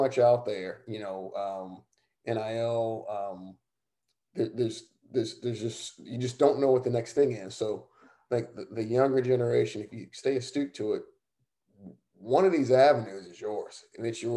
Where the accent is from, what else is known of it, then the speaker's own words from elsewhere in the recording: Savannah, Georgia, United States; moved away; my hometown, Savannah